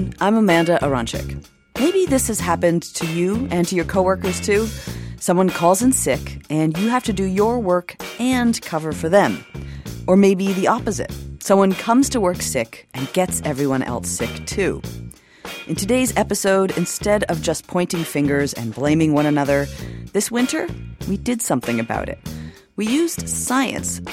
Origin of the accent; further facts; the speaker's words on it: Toronto, Ontario, Canada; now in New York, United States; I'm from Toronto